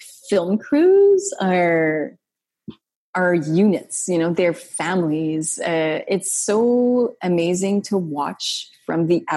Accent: Gatineau, Quebec, Canada; I was sometimes asked to do jokes about Gatineau. I was, they ridiculed like my accent sometimes

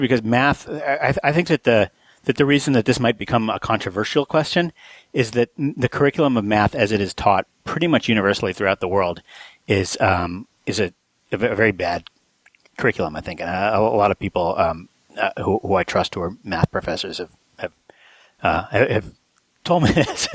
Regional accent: New Mexico, United States; I grew up in New Mexico

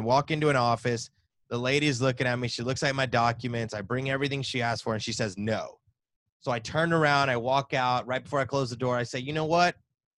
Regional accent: the South, United States; Come on, I'm born and raised in the South. Come on now.

